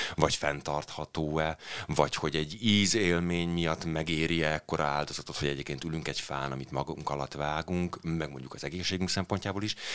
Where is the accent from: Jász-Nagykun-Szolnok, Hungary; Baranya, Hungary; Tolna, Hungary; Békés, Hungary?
Tolna, Hungary; Bonyhád; also born or lived in Kaposvár area; now in Budapest, Hungary; én egyébként egy panelgyerek vagyok, Bonyhádon születtem egy kisvárosban